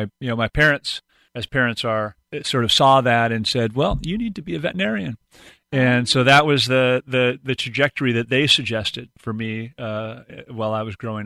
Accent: Pasadena, California, United States; moved away as an adult; also born or lived in Inglewood, California; now in Pacific Northwest, United States; I grew up in Pasadena, California

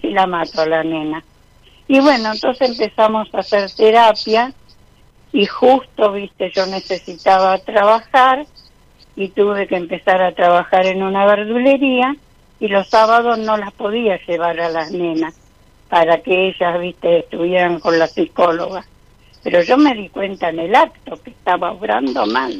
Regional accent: Isidro Casanova, Buenos Aires Province, Argentina; De Isidro Casanova

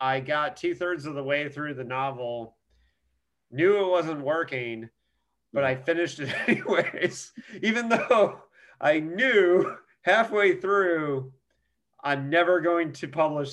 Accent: Indiana, United States; I'm from Indiana

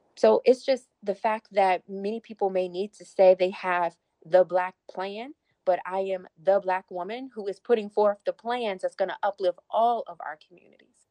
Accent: Petersburg, Virginia, United States; my hometown in Petersburg

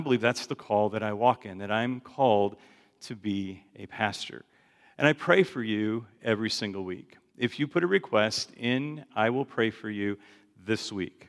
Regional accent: Chicago, Illinois, United States; I grew up in Chicago

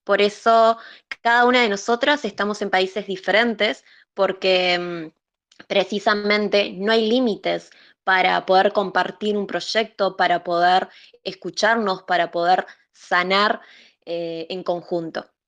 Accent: Uruguay; soy de Uruguay y también soy terapeuta

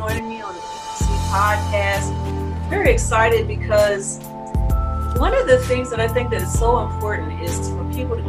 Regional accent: Chicago, Illinois, United States; also born or lived in Singapore; I'm from Chicago.

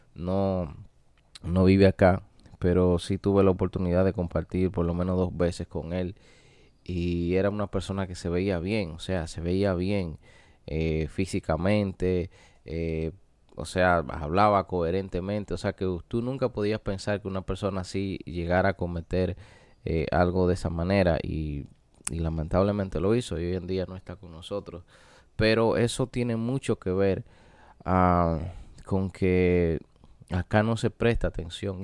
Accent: Dominican Republic; en mi país, República Dominicana

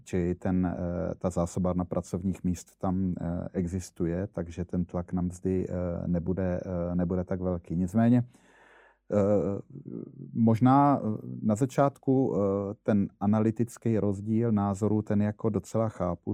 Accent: Brno, South Moravian Region, Czechia; já jsem Brňák

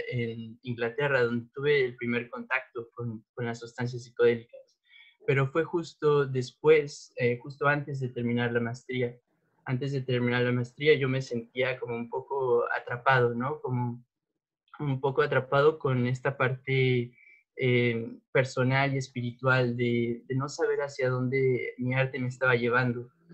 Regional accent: State of Mexico, Mexico; pues yo nací en la Ciudad de México, em, pero crecí en el Estado de México

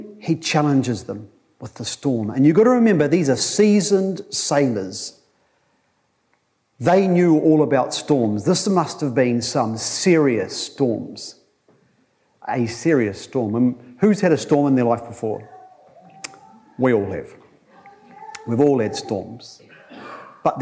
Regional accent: Tokoroa, Waikato, New Zealand; I went there as a 15-year-old from Tokoroa, an even better place

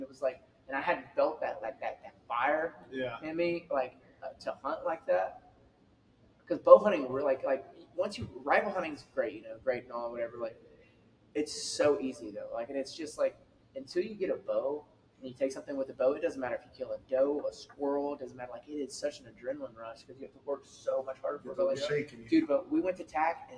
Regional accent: Hallettsville, Texas, United States; I grew up in Hallettsville, population 2,500.

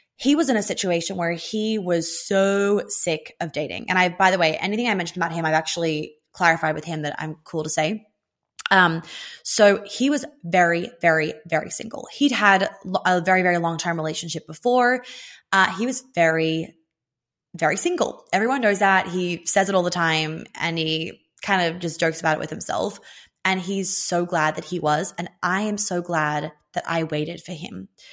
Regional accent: Australia; I'm Australian

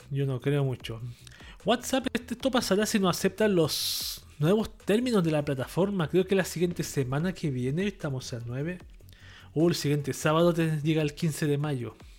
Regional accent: Chile

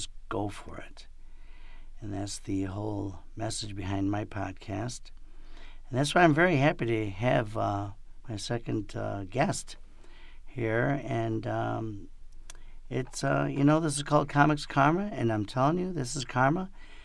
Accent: Rochester, New York, United States; I'm from Rochester

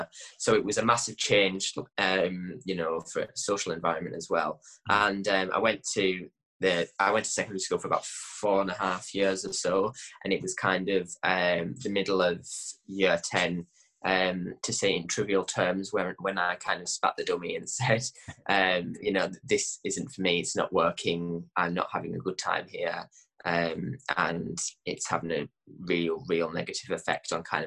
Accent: Gosforth, North West England, United Kingdom; also born or lived in Kendal; I'm from the Lake District in a little village called Gosforth

